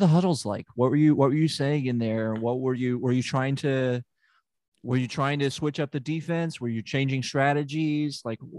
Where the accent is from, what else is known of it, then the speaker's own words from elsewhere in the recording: Memphis, Tennessee, United States; I'm from Memphis. Why is that surprising?